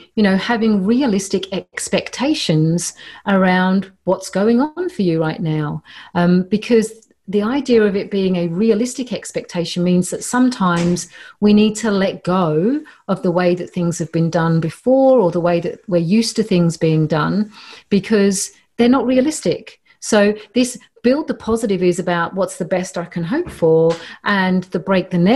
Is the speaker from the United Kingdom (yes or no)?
yes; London, United Kingdom; moved away; also born or lived in Mediterranean; growing up in Northwest London